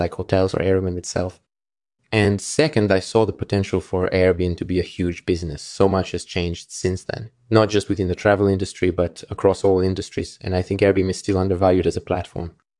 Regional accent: Moscow, Russia; I grew up in Moscow, Russia

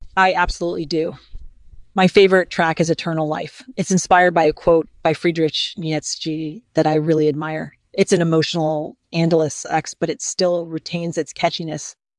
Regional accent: Midwest, United States; moved away as an adult; now in Los Angeles, United States; I was born and raised in the Midwest

